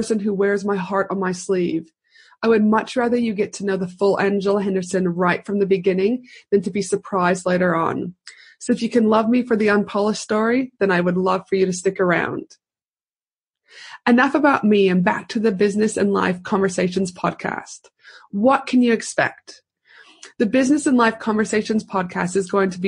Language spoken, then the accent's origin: English; Edmonton, Alberta, Canada; now in Brisbane, Australia; I was born in Edmonton, Alberta, Canada. I am a proud Canadian.